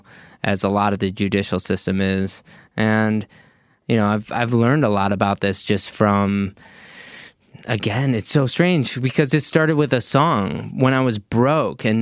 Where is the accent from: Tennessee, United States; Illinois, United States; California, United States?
Illinois, United States; I'm from Illinois